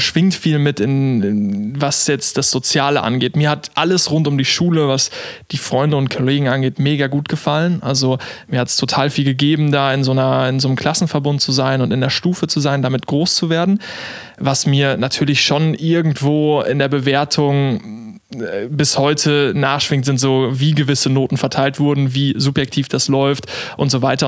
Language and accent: German; Olpe, North Rhine-Westphalia, Germany; moved away as an adult; also born or lived in Karlsruhe; als Sauerländer